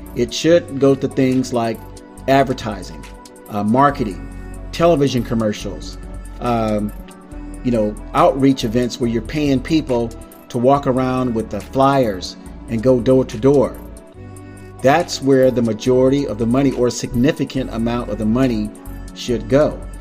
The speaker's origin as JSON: {"language": "English", "region": "South Florida", "country": "United States", "tie": "born or raised there", "said": "I grew up in South Florida, where fashion was everything"}